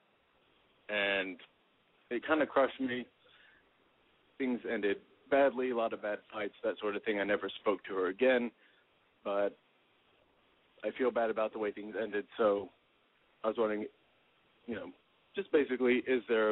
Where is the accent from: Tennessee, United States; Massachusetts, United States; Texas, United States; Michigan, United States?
Texas, United States; Dallas; moved away as an adult; now in Boston, United States; I'm originally from Dallas